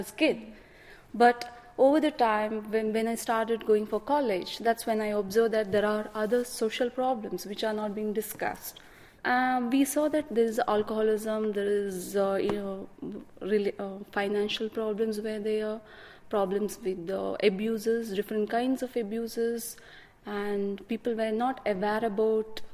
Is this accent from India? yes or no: yes; India; moved away as an adult; now in United Kingdom; I'm from India. I born and brought up on an agricultural farm.